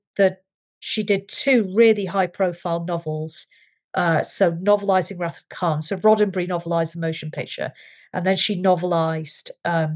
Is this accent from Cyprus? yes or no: no; United Kingdom; I'm British